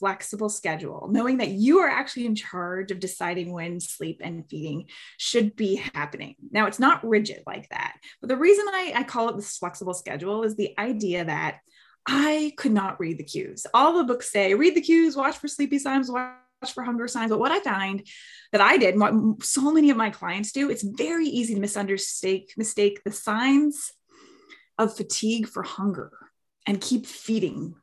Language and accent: English; Canada; now in Bay Area, United States; I'm from Canada originally, but I'm located in the Bay Area.